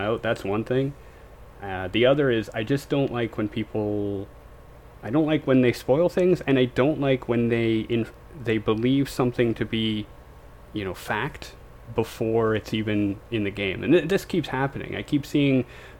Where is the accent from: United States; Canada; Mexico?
Canada; I'm from Canada